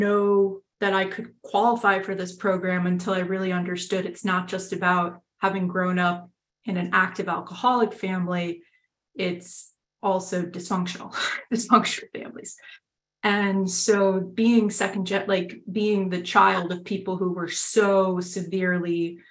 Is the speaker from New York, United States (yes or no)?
yes; New York City, New York, United States; I am from New York City. I grew up in Manhattan